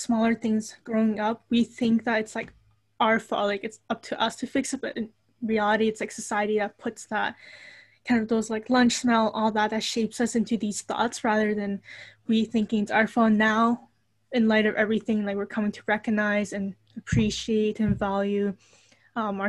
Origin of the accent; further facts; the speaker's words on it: Toronto, Ontario, Canada; I was born and raised here in Toronto